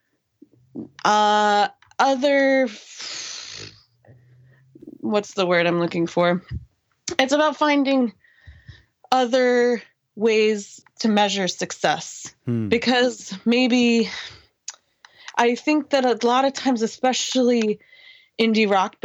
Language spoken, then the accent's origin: English; Greenwood, Indiana, United States; I grew up in Greenwood, motherfucking Indiana